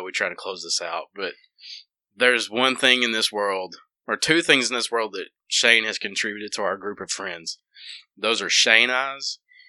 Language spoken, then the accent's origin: English; the South, United States; That's part of growing up in the South, I guess, or ain't growing up anywhere.